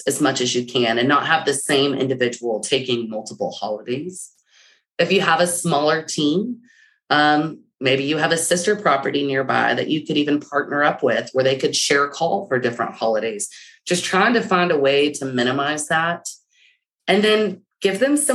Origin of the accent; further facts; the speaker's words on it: Texas, United States; I'm a Texan.